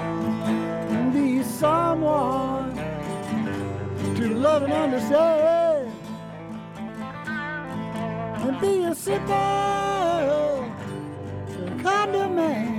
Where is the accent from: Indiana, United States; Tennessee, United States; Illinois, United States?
Tennessee, United States; Bristol; born and raised in Bristol